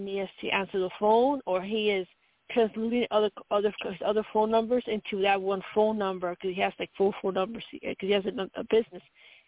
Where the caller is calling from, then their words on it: Colorado, United States; from Colorado.